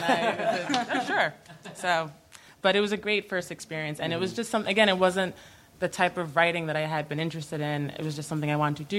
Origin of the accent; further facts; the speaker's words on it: Bay Shore, New York, United States; Bayshore, Long Island.